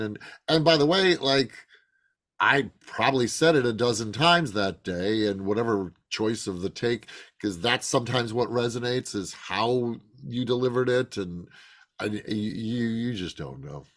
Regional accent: Chicago, Illinois, United States; I grew up in Chicago.

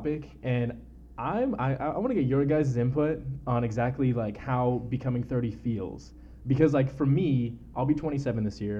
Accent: San Diego, California, United States; also born or lived in New York / Texas / La Mesa / El Cajon; Born and raised in San Diego. Grew up in mostly East County, La Mesa, El Cajon area. But randomly throughout, you know, family moved back to New York a little bit, moved to Texas for a little bit, you know, didn't really keep it consistent until I was 6 or 7 or so.

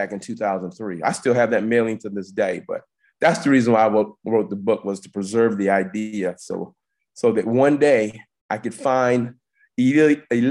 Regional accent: South Carolina, United States; I'm an inventor from South Carolina

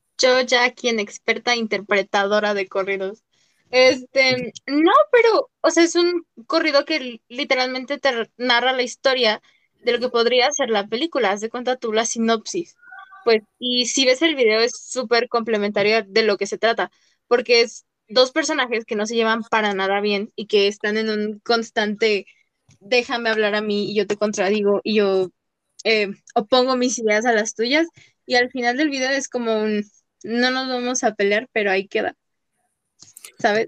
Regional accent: Mexico; nosotros como mexicanos

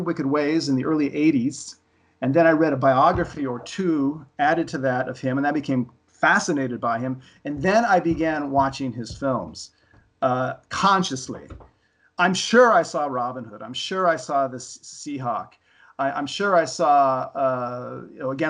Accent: Los Angeles, California, United States; about growing up in Los Angeles in the 60s and 70s

